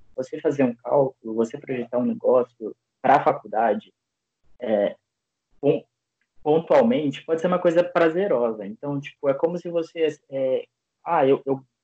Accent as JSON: {"language": "Portuguese", "town": "Bauru", "region": "São Paulo", "country": "Brazil", "moved": "as an adult", "lives_now": "Campinas, Brazil", "said": "eu sou de Bauru, interior de São Paulo também"}